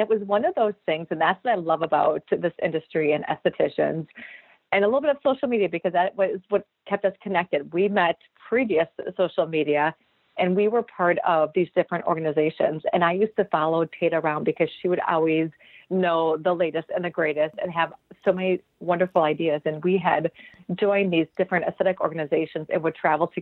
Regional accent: Wisconsin, United States; also born or lived in Minneapolis; I'm from Wisconsin, so that's why I came back to Wisconsin

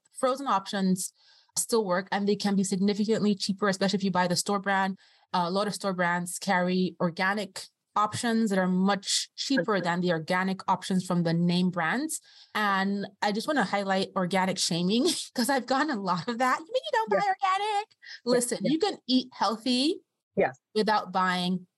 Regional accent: Austria; moved away; I grew up with Aldi in Austria. And I remember as a kid in Aldi

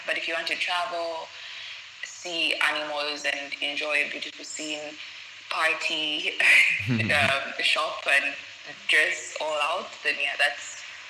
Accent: Zambia; moved away as an adult; now in Turkey; I'm from Zambia, and I'm currently living in Turkey, where I'm studying architecture in my third year.

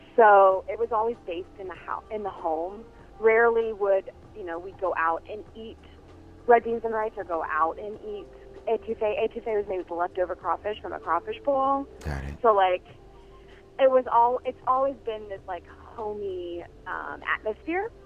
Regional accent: New Orleans, Louisiana, United States; also born or lived in Connecticut; now in Minneapolis, United States; I came to Minneapolis about a year ago and via Connecticut, but I'm from New Orleans. I'm from Louisiana

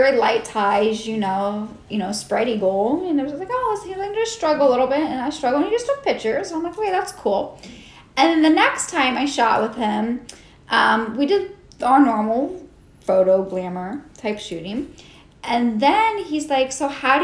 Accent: Ohio, United States; moved away as an adult; now in Texas, United States; I'm originally from Ohio

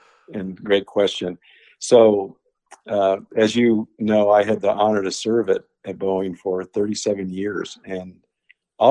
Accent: Kansas, United States; when we were growing up in Kansas

